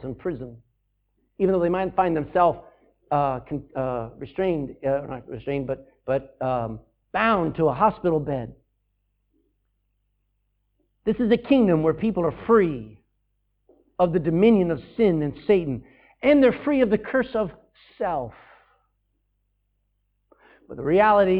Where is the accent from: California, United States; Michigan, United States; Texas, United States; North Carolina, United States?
Texas, United States; my home state of Texas